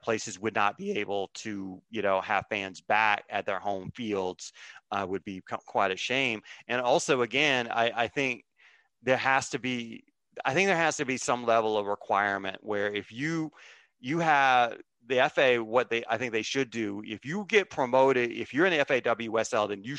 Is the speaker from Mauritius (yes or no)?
no; United States; I'm an American viewer